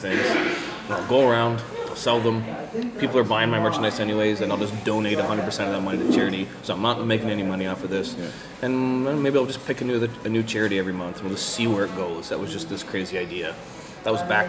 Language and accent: English; Canada; as a Canadian independent wrestler.